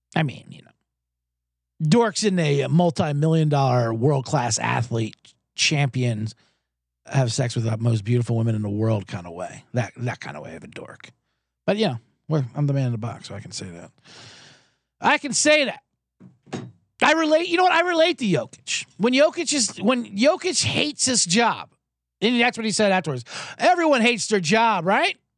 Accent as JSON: {"language": "English", "town": "Jacksonville", "region": "Florida", "country": "United States", "said": "I'm from Jacksonville"}